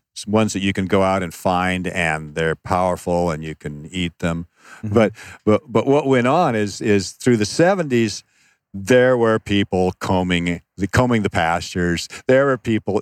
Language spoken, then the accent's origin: English; Seattle, Washington, United States; moved away; also born or lived in Phoenix, Arizona; I, I, was raised in Seattle, but at one point we moved to Phoenix, Arizona.